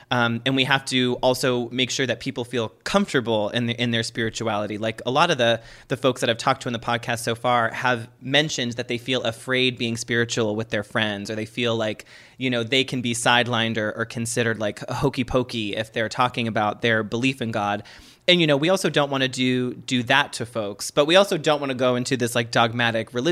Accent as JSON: {"language": "English", "town": "Boston", "region": "Massachusetts", "country": "United States", "said": "I'm from Boston, honey."}